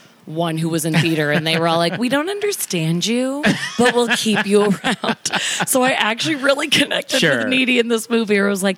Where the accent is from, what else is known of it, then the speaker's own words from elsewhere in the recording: Midwest, United States; Cornfields. I'm from the Midwest, so a lot of cornfields.